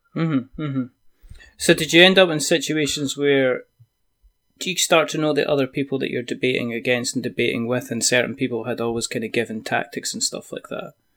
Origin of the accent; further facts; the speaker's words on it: Scotland, United Kingdom; I'm Scottish